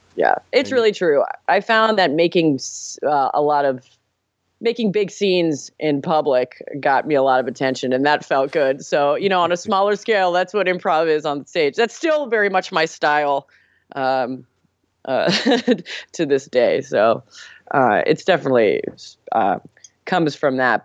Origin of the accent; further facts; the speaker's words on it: Miami, Florida, United States; I am from the 305 where … is from, Miami, Florida.